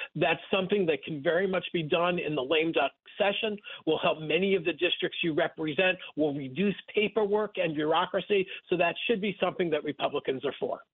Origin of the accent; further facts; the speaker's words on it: Rockland County, New York, United States; I grew up in Rockland County, about uh, 30 miles north of, of Times Square